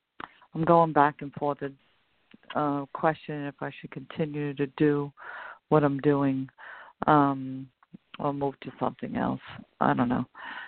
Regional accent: Long Island, New York, United States; I'm from Long Island, New York.

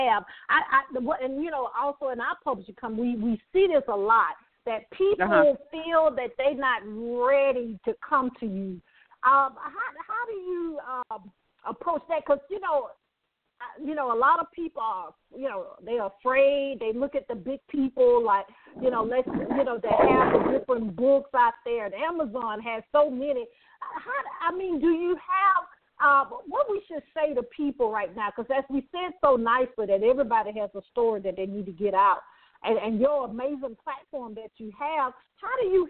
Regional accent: the South, United States; I'm from the South.

